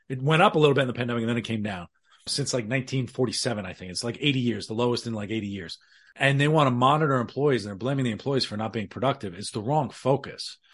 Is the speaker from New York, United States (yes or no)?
yes; New York City, New York, United States; my Irish background in the Bronx